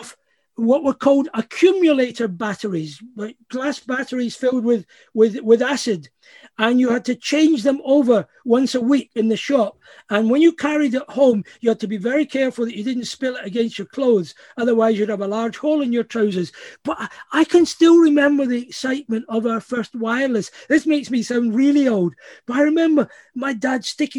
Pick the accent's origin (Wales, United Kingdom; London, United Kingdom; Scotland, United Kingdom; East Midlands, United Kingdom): Scotland, United Kingdom; also born or lived in California; part of just being Scottish